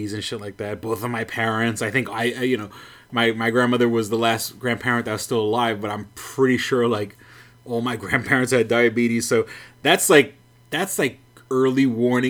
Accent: New York City, New York, United States; I'm from New York City

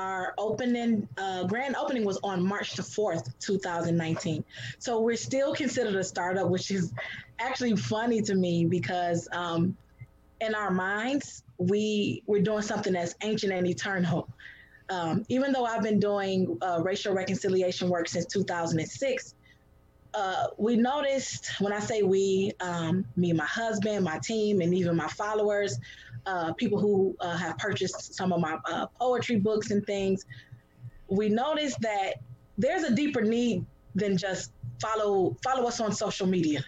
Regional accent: Detroit, Michigan, United States; I was born and raised in Detroit.

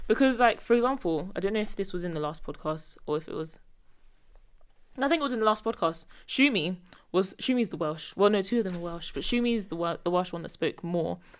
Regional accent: Nigeria; we're both Nigerian

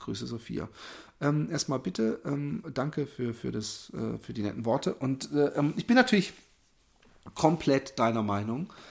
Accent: Germany; ich bin hier in Deutschland aufgewachsen, ich spreche keine andere Sprache.

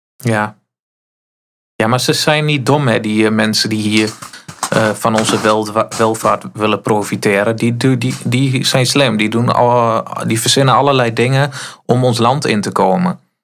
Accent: Netherlands

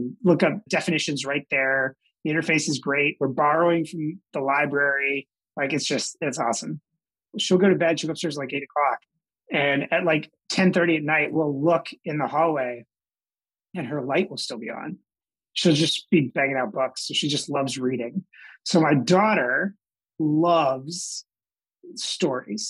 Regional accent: New Jersey, United States; moved away as an adult; also born or lived in Newark, New Jersey / Durham, North Carolina; I grew up in South Jersey outside of Philadelphia

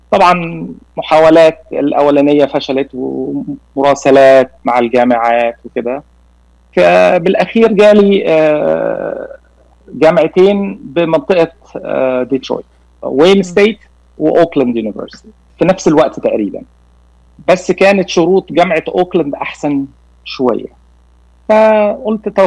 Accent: Cairo, Cairo Governorate, Egypt; born there; moved away; also born or lived in Nigeria; ولدت في القاهره ولكن سافرت لمده 15 سنه في نيجيريا

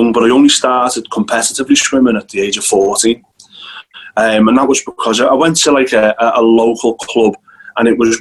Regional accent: Hightown, North West England, United Kingdom; accent: Scouse; moved away as an adult; also born or lived in Crosby; now in Isle of Man; I was born in a place called Crosby, and then we moved a little bit up the road to a place called Hightown, which is about halfway between Liverpool and Southport

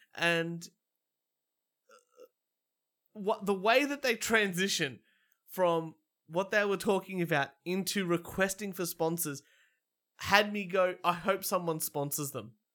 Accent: Australia; as an Australian man

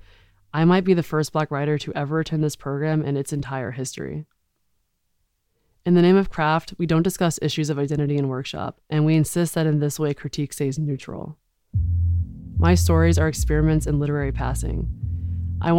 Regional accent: the South, United States; now in Los Angeles, United States; I grew up in America, in the suburbs, in the South

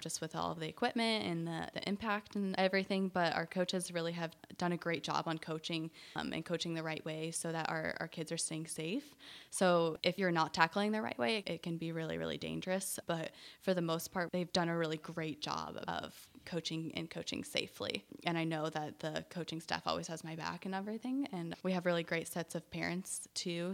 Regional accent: Illinois, United States; moved away as an adult; also born or lived in Indiana / North Carolina; now in Charlotte, United States; I grew up in a small little town in Illinois, right, uh, south of Springfield, their capital

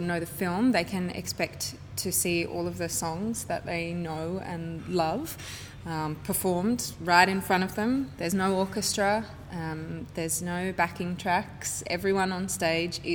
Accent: Sydney, New South Wales, Australia; I'm from Sydney

